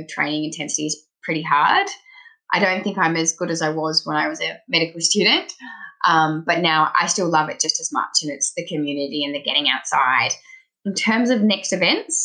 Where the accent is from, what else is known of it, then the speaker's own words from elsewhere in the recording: Sydney, New South Wales, Australia; accent: Australian; moved away as an adult; now in Canberra, Australia; you might hear from my accent, I'm Australian. I am a doctor from Sydney, but I'm currently working in our capital, Canberra